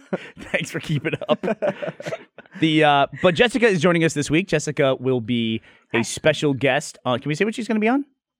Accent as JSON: {"language": "English", "town": "Houston", "region": "Texas", "country": "United States", "tie": "born or raised there", "said": "So I grew up in Houston, which is like New Orleans. It's a nightmare. It's a swamp."}